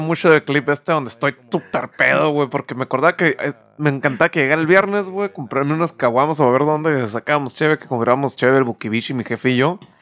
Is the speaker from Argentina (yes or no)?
no; northern Mexico, Mexico; soy demasiado norteño